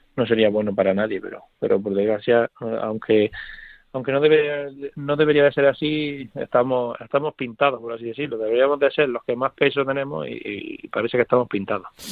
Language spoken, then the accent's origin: Spanish; Córdoba, Andalusia, Spain; born or raised there; moved away